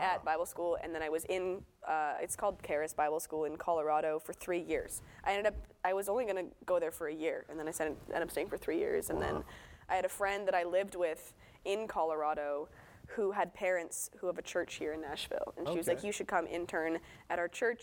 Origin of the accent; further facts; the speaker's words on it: Canada; I'm from Canada